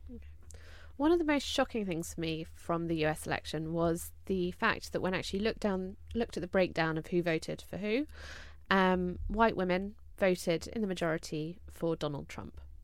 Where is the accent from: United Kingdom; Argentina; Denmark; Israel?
United Kingdom; three British women